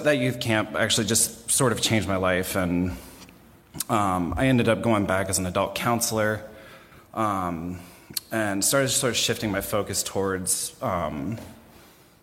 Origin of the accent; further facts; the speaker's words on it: Columbus, Ohio, United States; also born or lived in Lewis Center, Ohio; I was born and raised in Columbus, Ohio